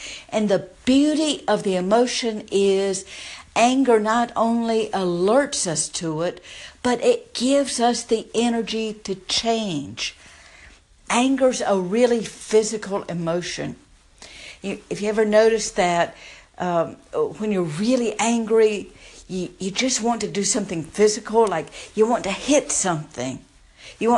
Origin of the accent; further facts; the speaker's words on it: the South, United States; if you can't tell by my accent, I grew up in the South